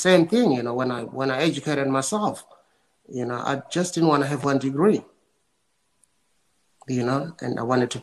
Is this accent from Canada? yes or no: no; South Africa; I was born in South Africa during, you know, apartheid